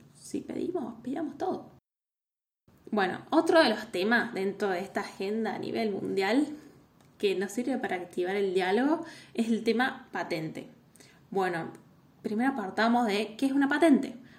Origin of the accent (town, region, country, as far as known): Argentina